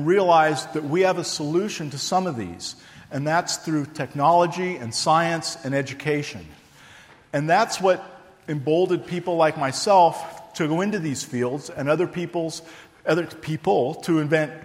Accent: Livermore, California, United States; moved away as an adult; also born or lived in Texas / New Mexico; I grew up in Livermore

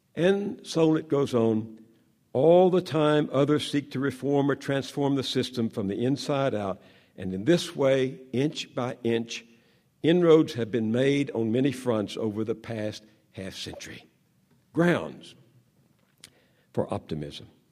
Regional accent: the South, United States; I grew up in the South where white supremacists ruled

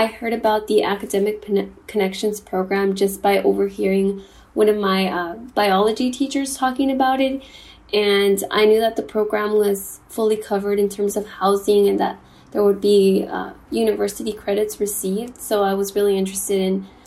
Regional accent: Compton, California, United States; also born or lived in Durango, Mexico; I moved to the U.S. at the age of 3 and grew up in Compton, which is located in Los Angeles County

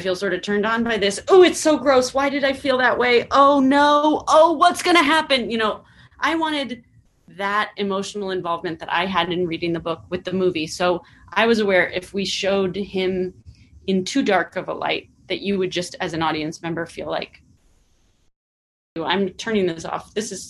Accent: California, United States; And I'm from the Bay Area, and there's a really specific culture in the Bay Area that I was trying to capture

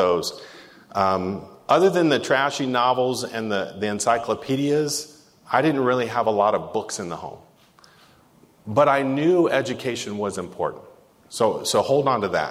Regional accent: San Diego, California, United States; I grew up here in Southeast San Diego

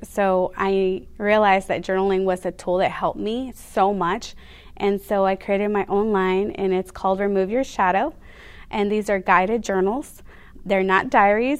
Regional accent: San Diego, California, United States; also born or lived in Mexico; was raised in San Diego most of my life

